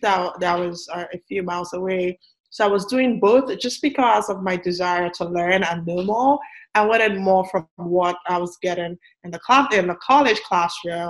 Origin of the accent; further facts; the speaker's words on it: Nigeria; moved away as an adult; now in United States; I'm from Nigeria. Like you said, I grew up in Nigeria. I went to elementary, high school, went to college, in Nigeria